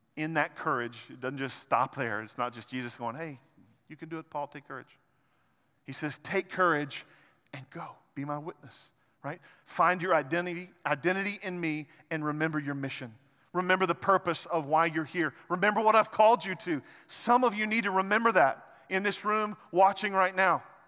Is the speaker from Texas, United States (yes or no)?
no; Arkansas, United States; I'm an Arkansan